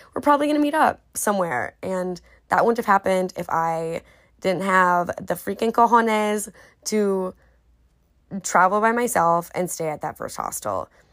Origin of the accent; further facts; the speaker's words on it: United States; speaking out of my experience as an American